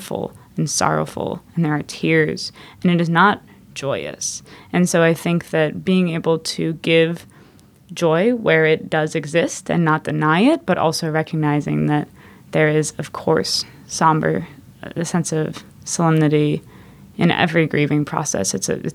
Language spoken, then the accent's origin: English; Minneapolis, Minnesota, United States; I'm from Minneapolis, Minnesota